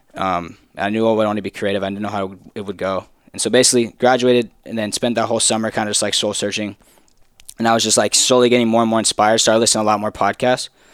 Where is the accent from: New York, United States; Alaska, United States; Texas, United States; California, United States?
Texas, United States; I'm from Texas.